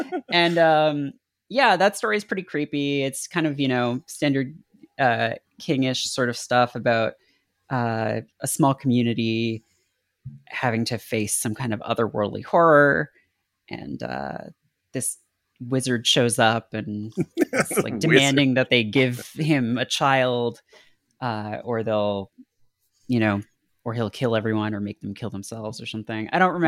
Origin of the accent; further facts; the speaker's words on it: Canada; I remember it really distinctly because it was really creepy, and you know, I grew up in Canada and we didn't have HBO or anything, so there wasn't a lot of like horror stuff on TV.